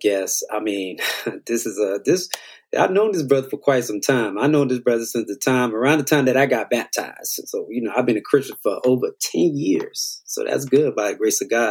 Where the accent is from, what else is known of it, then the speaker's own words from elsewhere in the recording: Miami, Florida, United States; We're all from Miami